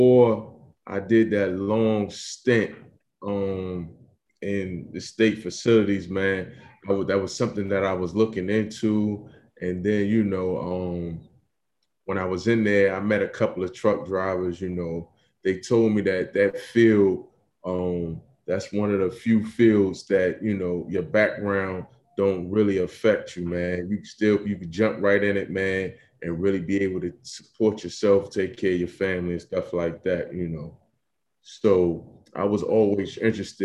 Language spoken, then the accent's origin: English; New York, United States; now in Philadelphia, United States; I'm originally from New York, but I currently reside in Philadelphia.